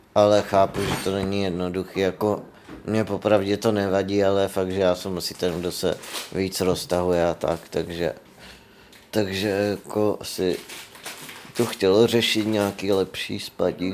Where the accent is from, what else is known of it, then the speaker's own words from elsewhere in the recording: Louny, Ústí nad Labem Region, Czechia; pocházím z Loun, což je malé město severozápadně od Prahy